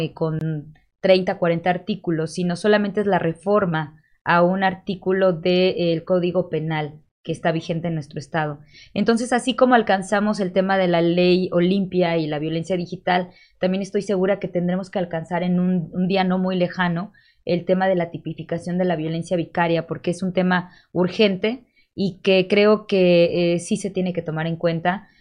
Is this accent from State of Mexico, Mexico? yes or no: no; Cuautla, Morelos, Mexico; now in Cuernavaca, Mexico; soy orgullosamente nacida en Cuautla, pero ahorita radico en Cuernavaca